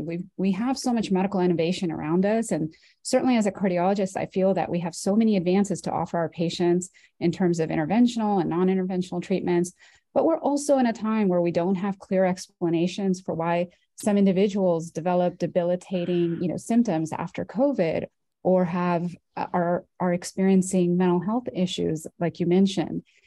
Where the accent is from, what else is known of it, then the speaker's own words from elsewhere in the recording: Orange County, California, United States; I'm from Orange County, California. I grew up uh, in this in the county that I'm now working